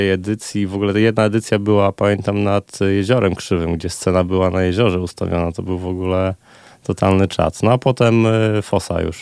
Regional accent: Olsztyn, Warmian-Masurian Voivodeship, Poland; moved away as an adult; Urodziłem się w Olsztynie i tutaj e, aż do końca liceum byłem.

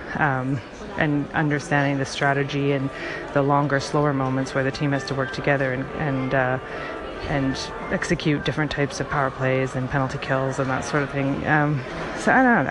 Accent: Canada; moved away as an adult; now in Seattle, United States; Born in Canada, but at this point, I've been in the states. Um, I don't know, ten years, twelve years, and that's that's not really enough to go against my home team, my home country

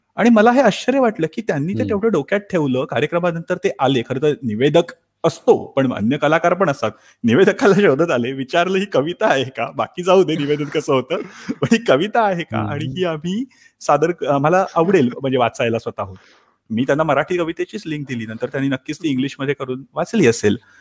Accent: Thane, Maharashtra, India; moved away as an adult; now in Stuttgart, Germany; मी मूळचा ठाण्याचा अगदी जन्मापासून ते जर्मनीला येईपर्यंत संपूर्ण ठाणं

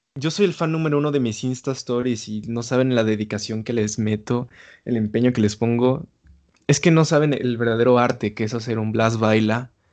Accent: Mexico City, Mexico; soy de la Ciudad de México

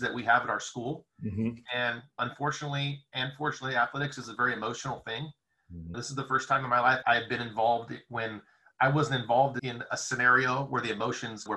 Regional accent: Seaside, California, United States; I grew up in the Monterey Seaside area

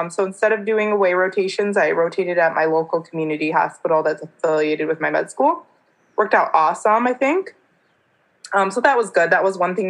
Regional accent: Michigan, United States; I'm a kind of a Michigander for life

